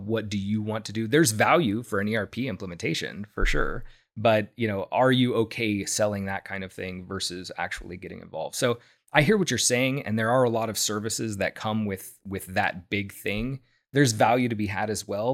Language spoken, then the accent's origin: English; Houston, Texas, United States; moved away as an adult; I'm from Houston originally, and so is my wife. And we wanted to come back here